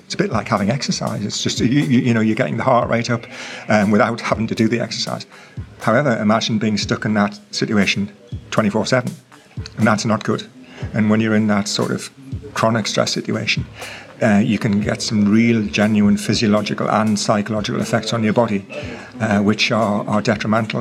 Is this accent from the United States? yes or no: no; England, United Kingdom; I'm from England.